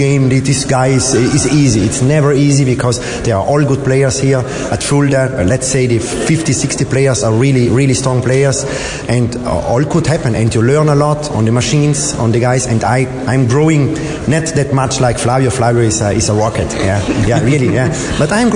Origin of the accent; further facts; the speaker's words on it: Italy; first language German; English is a second language; I'm straight on the north. I'm near Austria, on the corner to Austria, and therefore I speak also German. Or my mother tongue is German